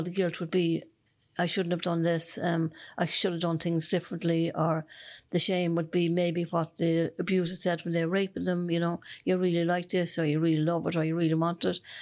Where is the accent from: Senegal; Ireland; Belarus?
Ireland; Dublin, Leinster; now in Cork, Ireland; I'm originally from Dublin